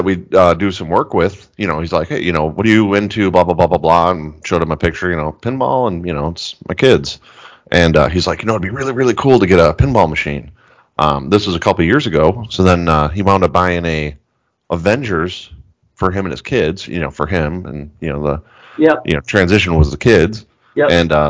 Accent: Wood Dale, Illinois, United States; growing up in Wooddale

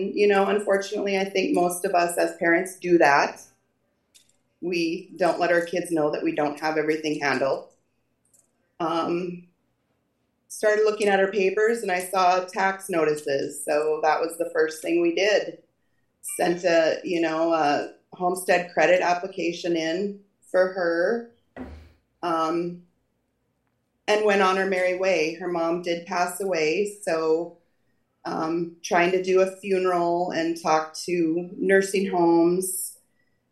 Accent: North Dakota, United States; Born and raised in North Dakota, lived here my whole life.

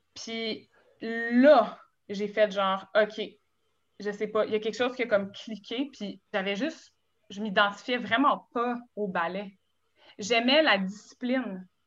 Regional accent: Gatineau, Quebec, Canada; moved away as an adult; now in Montreal, Canada; je viens de Gatineau. Je viens d'un studio de ballet

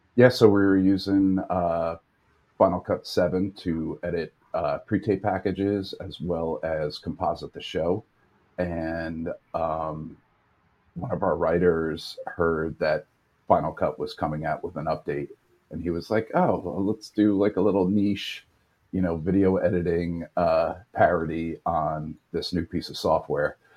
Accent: New York, United States; also born or lived in Los Angeles, United States; Born and raised in New York.

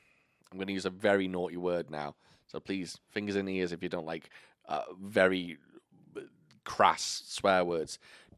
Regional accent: United Kingdom; moved away; I pronounce it auntie. Because I'm fucking British.

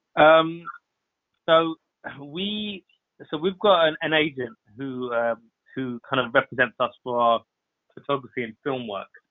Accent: London, United Kingdom; we are born and raised in Southall.

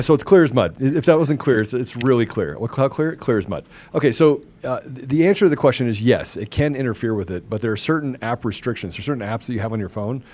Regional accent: Washington, District of Columbia, United States; I grew up in Washington D.C.

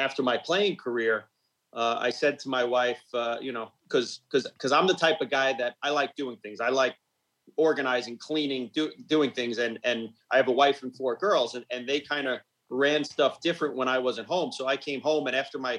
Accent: Smithtown, New York, United States; I was born and raised on Long Island in Smithtown

